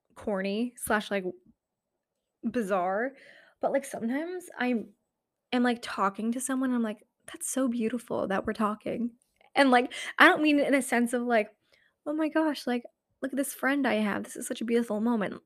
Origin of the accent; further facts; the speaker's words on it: New Hampshire, United States; moved away; up in New Hampshire in my hometown